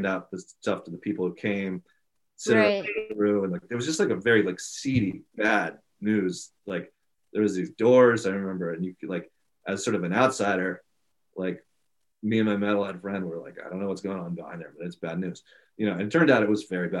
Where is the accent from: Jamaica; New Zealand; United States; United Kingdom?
United States; Washington, District of Columbia; also born or lived in India; grew up in Washington D.C.